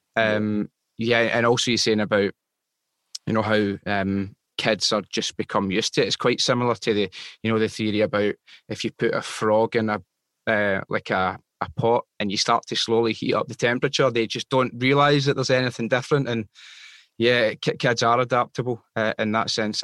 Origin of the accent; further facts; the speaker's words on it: Glasgow, Scotland, United Kingdom; I was born in Glasgow